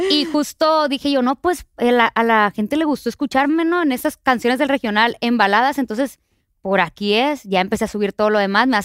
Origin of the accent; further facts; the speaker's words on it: Culiacán, Sinaloa, Mexico; moved away; Yo soy de Culiacán, Sinaloa, ¿no?